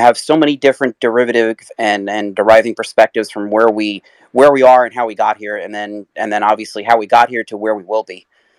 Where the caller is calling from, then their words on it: New York City, New York, United States; Calling in from Queens, New York.